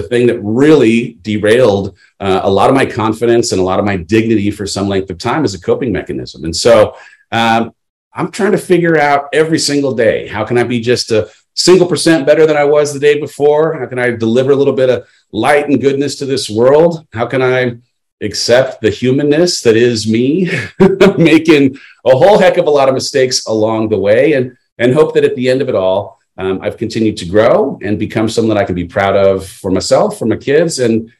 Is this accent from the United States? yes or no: yes; San Clemente, California, United States; moved away as an adult; also born or lived in Los Angeles; I grew up in Southern California, beach town, San Clemente